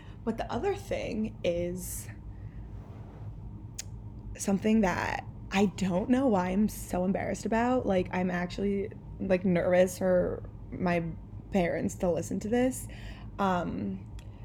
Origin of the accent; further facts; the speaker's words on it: the Main Line, Pennsylvania, United States; I am from the Main Line